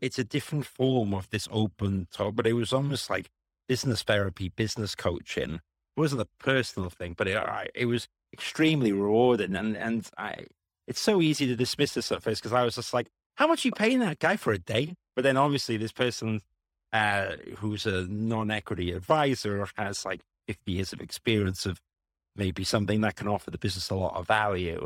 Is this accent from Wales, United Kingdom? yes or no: yes; Wales, United Kingdom; moved away as an adult; also born or lived in London; I grew up in Wales, and I was like, oh, I'm going to study in London